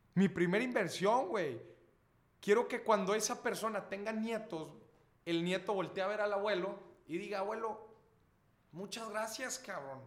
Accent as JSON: {"language": "Spanish", "country": "Mexico", "said": "yo, como buen mexicano"}